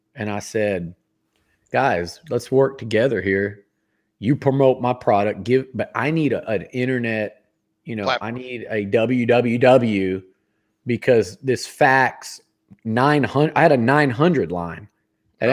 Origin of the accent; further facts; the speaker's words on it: Sugar Land, Texas, United States; also born or lived in Yonkers, New York; I left New York in the rear view when I when I came to Texas because I just I'm Texan and I grew up and just freaking loved it. Sugarland was it was great